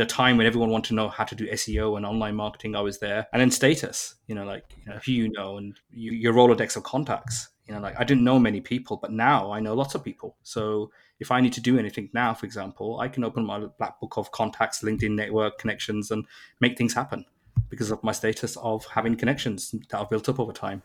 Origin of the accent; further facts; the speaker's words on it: Birmingham, West Midlands, United Kingdom; moved away as an adult; now in London, United Kingdom; I was born in Birmingham, which is like the second biggest city in the U K, an automotive retail industry kind of community, and the tech industry was booming in London. So I moved to London at the age of nineteen